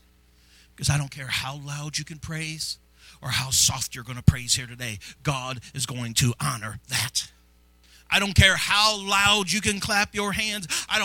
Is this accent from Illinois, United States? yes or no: yes; Granite City, Illinois, United States; Many of you know I came from Granite City.